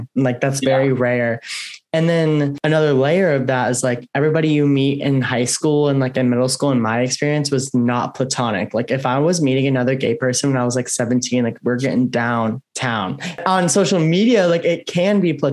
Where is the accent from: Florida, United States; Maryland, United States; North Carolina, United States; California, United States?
Florida, United States; Tampa; I grew up in Tampa, Florida.